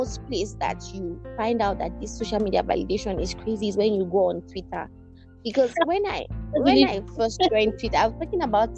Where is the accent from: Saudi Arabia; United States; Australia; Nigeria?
Nigeria; we're Nigerian